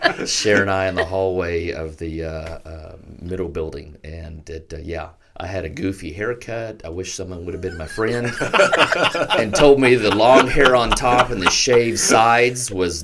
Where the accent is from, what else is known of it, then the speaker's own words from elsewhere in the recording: Ardmore, United States; So I grew up in Ardmore with a faithful Christian parents. We were at church a lot of the times that the doors were open.